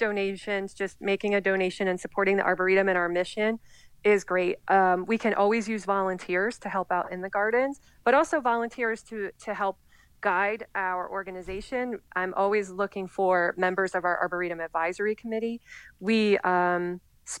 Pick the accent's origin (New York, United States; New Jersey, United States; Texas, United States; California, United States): New Jersey, United States; Pine Barrens; I grew up in the Pine Barrens in South Jersey